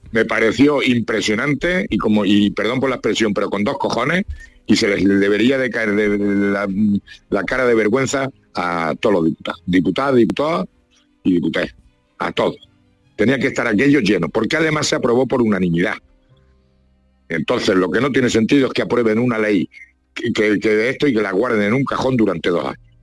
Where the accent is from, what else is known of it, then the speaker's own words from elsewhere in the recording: La Mancha, Spain; yo soy manchego